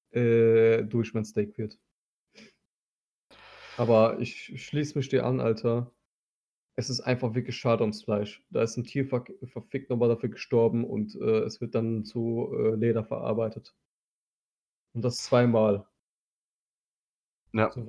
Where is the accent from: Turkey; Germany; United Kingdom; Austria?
Turkey